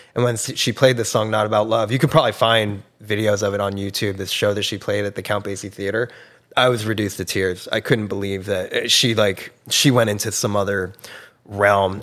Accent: New Jersey, United States; Red Bank, um, which is a town over from where I grew up in New Jersey

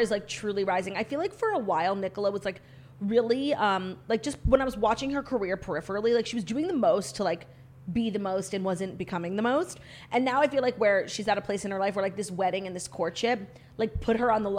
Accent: United States; as an American

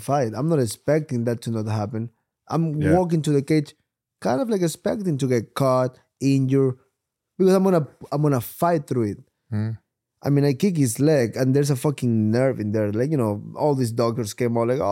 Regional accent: Ecuador; moved away; I'm from Ecuador

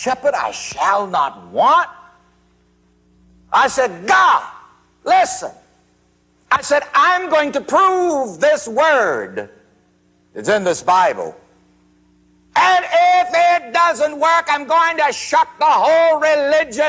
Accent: South Carolina, United States; growing up in South Carolina

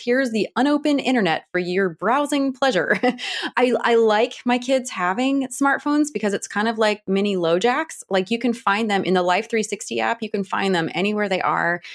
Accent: Cleveland, Ohio, United States; also born or lived in Washington, D.C.; now in Atlanta, United States; I'm from the Cleveland area. I'm from Ohio

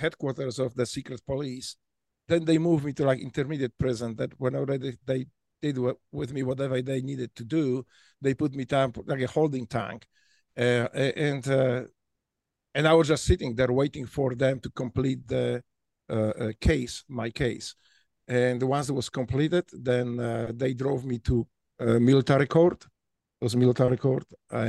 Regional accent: Poland; first language Polish; English is a second language; moved away as an adult; also born or lived in Memphis, United States; now in United States; growing up in Poland and later in America

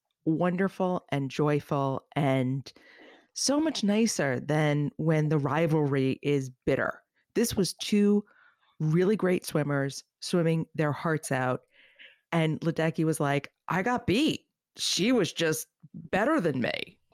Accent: East Coast, United States; I grew up on the East Coast. There's no surfing culture.

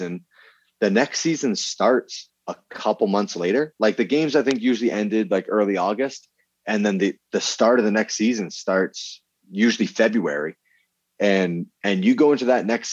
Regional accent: Vermont, United States; I grew up in Vermont

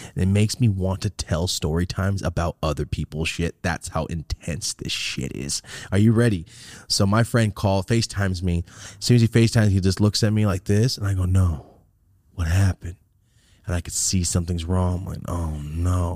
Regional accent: Merced, California, United States; moved away as an adult; now in Los Angeles, United States; I'm from Merced

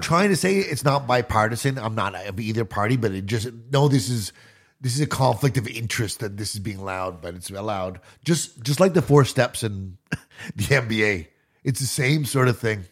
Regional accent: Canada

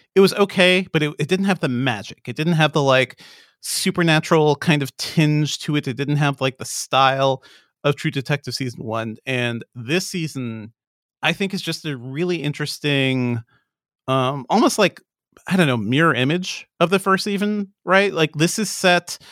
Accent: Hartford, Connecticut, United States; moved away; also born or lived in Amherst, Massachusetts; I grew up in Hartford, Connecticut

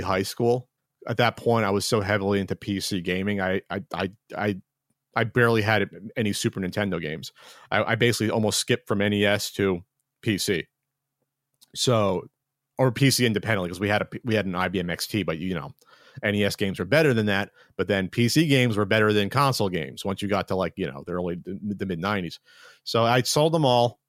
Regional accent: New Jersey, United States; moved away; We're both from Jersey

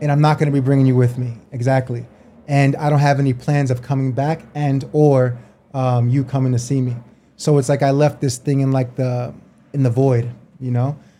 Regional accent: New York, United States; moved away as an adult; also born or lived in New Jersey / Japan / Australia; I'm from New York originally, um, between there and Jersey

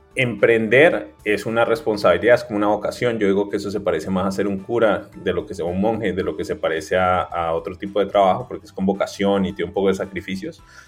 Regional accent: Cali, Valle del Cauca, Colombia; moved away as an adult; also born or lived in Bogotá / New York; yo soy de Cali

